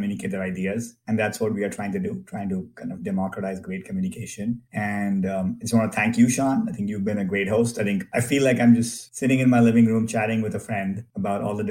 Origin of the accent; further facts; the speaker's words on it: India; moved away as an adult; now in Silicon Valley, United States; I grew up in India in a middle-class family